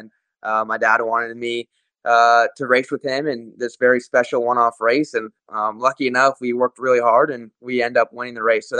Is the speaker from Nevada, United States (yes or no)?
yes; Las Vegas, Nevada, United States; born or raised there